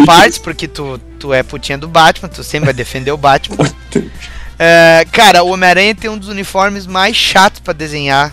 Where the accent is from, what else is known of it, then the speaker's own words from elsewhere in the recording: Rio Grande do Sul, Brazil; aqui do Sul tinha só nós três